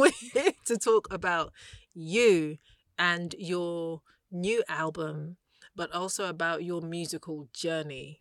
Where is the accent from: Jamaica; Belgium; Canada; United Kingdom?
United Kingdom; I'm African, I'm British